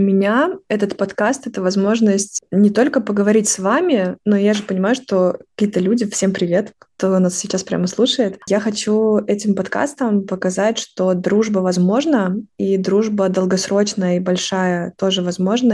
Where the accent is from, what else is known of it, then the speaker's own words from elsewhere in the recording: Lyudinovo, Kaluga Oblast, Russia; moved away as an adult; now in Moscow, Russia; я э, родом из э, Калужской области, города Людиново, это маленький город, в котором живет всего лишь 45 тысяч человек